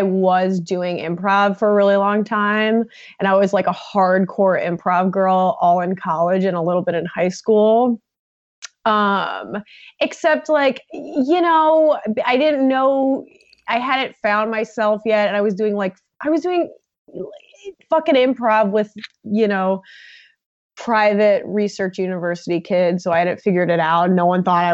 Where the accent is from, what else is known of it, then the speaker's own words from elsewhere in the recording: Long Island, New York, United States; now in Chicago, United States; I grew up on Long Island